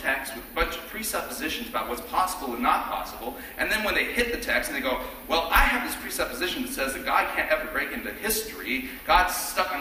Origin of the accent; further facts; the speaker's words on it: Torrance, California, United States; now in Fishers, United States; I was born in Torrance, California. I live in Fishers, Indiana.